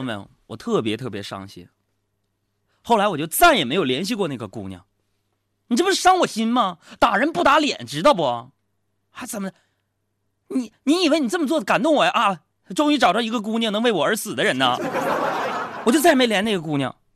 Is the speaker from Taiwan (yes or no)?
no; Northeast China, China; 我随随便便做一个东北人